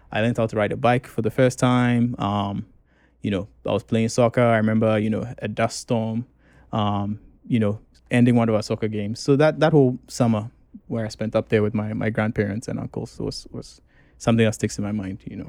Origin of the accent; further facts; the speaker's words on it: Accra, Greater Accra, Ghana; moved away as an adult; also born or lived in Moscow, Russia / United States; I grew up in, uh, in Accra mostly